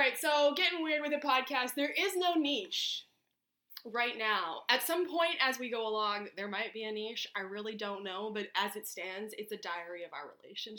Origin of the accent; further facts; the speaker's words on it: London, Ontario, Canada; because we're from London, Ontario.